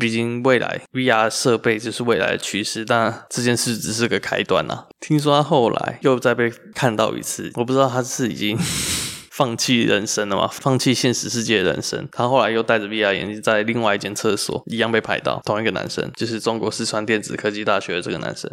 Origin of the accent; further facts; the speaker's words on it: Taoyuan, Taiwan; 我是桃园人